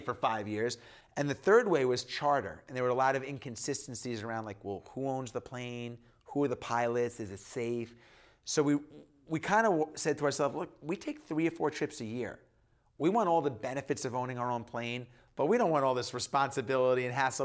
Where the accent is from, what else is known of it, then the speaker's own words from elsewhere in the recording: Long Island, New York, United States; I grew up in New York, in New York and Long Island